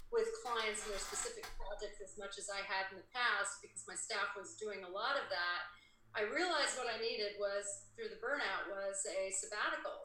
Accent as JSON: {"language": "English", "region": "Indiana", "country": "United States", "tie": "born or raised there", "moved": "as an adult", "lives_now": "California, United States", "said": "I'm from Indiana"}